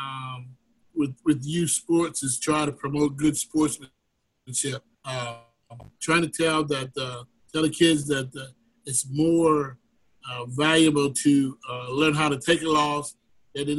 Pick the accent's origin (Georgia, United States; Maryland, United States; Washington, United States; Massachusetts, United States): Maryland, United States; Eastern Shore of; growing up on the Eastern Shore of Maryland, going to college, after high school, going to college and, you know, moving away and testing the waters there. And then finally coming back to where I grew up